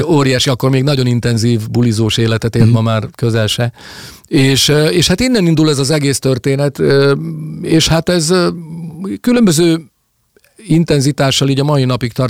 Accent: Hungary; also born or lived in Salgótarján / Budapest / Toronto; olyan helyen nőttem fel itt, amiről az előbb is meséltem, ahol 10, 10 kilométeres körzetben csak erdő és hegyek voltak

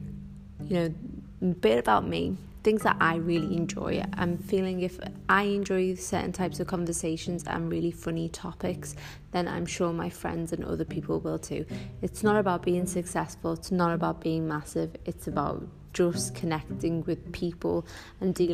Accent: the Northwest, North West England, United Kingdom; accent: Scouse; moved away as an adult; now in Dubai, United Arab Emirates; being a Muslim Arab growing up in the Northwest, as you can probably tell from my Scouse accent

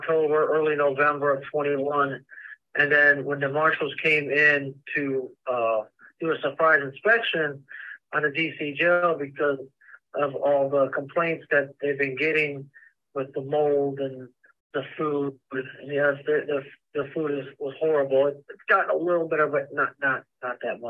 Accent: Fort Worth, Texas, United States; I come from Fort Worth, Texas.

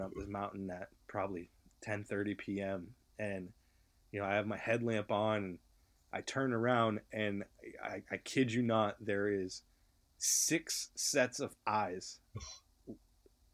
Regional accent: New England, United States; moved away; I'm from New England originally

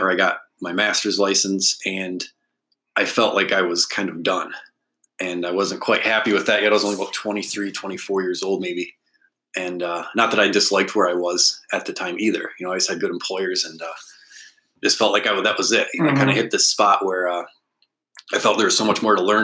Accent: Alpena, Michigan, United States; I was born in Alpena, so I'm definitely a native. I went to Alpena High School

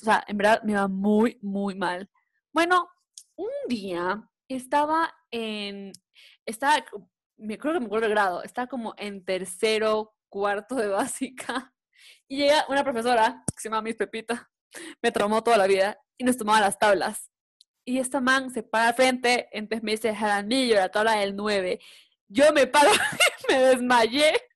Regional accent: Guayaquil, Guayas, Ecuador; yo soy de Guayaquil, vivíamos en Guayaquil

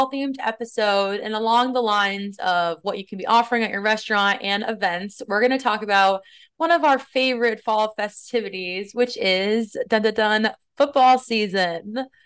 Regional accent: Boston, Massachusetts, United States; moved away as an adult; now in New York City, United States

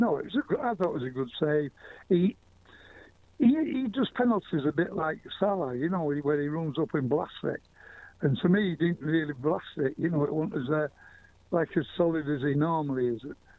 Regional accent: Manchester, North West England, United Kingdom; I come from Manchester.

